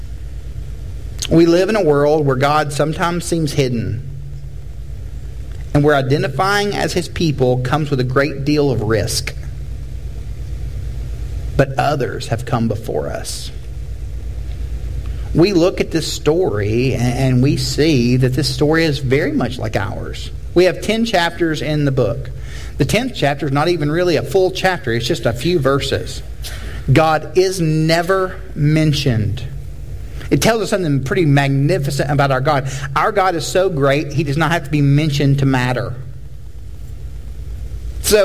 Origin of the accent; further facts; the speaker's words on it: Tennessee, United States; I'm from Tennessee, that's not actually the South